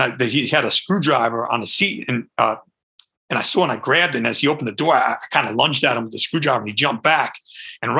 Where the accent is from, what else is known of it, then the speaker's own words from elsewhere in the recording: Montclair, New Jersey, United States; moved away as an adult; also born or lived in Belleville, New Jersey / Los Angeles; now in California, United States; I'm from Jersey. Yeah, I'm from Jersey. I was born in Montclair